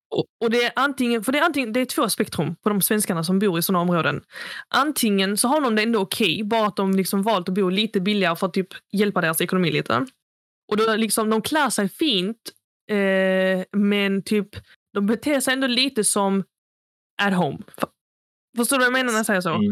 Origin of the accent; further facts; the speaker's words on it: Sweden; vilka vi växte upp med i Fagringen